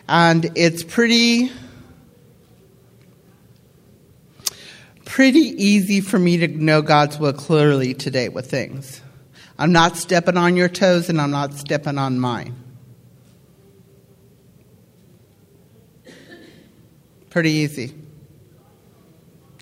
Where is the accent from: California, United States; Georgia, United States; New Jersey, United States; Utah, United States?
California, United States; I was born in California